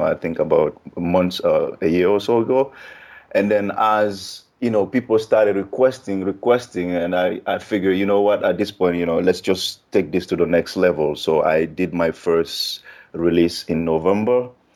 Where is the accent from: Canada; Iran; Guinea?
Guinea; now in United States; I'm originally from Guinea